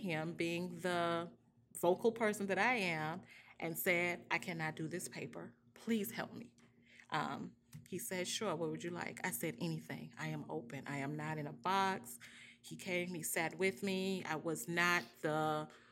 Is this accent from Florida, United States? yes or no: yes; Florida, United States; moved away as an adult; now in Georgia, United States; I'm from Florida